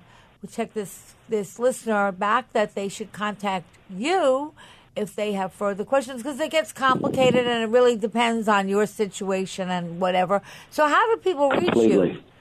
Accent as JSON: {"language": "English", "area": "Long Island", "region": "New York", "country": "United States", "tie": "born or raised there", "said": "I grew up on Long Island."}